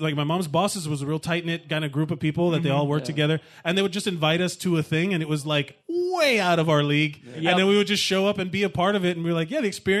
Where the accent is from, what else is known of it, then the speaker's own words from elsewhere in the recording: Miami, Florida, United States; moved away as an adult; when I was growing up in Miami